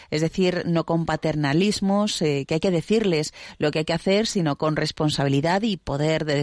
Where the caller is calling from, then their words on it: Nicaragua; Sí, eh, hola José María … de Nicaragua. Te estamos escuchando en familia.